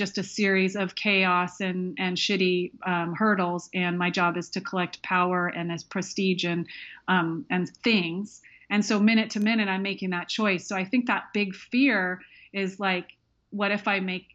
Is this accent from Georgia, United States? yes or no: no; Alaska, United States; moved away; I grew up half in Alaska